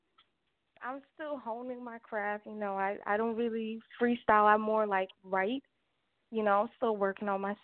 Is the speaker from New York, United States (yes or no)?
yes; New York City, New York, United States; now in Houston, United States; I'm from New York, Queens, New York. You know, I live in Houston.